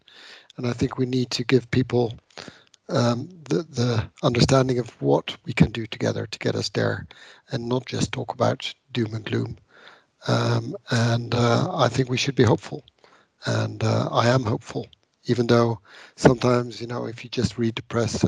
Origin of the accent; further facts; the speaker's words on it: Netherlands; I'm from the Netherlands